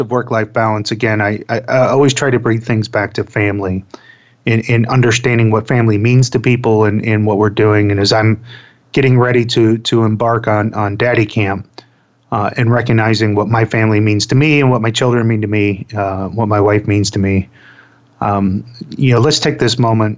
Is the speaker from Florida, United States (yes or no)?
yes; Florida, United States; I grew up in Florida